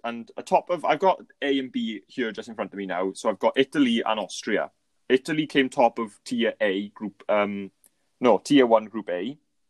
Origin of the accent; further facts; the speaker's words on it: Wales, United Kingdom; I'm, we're Welsh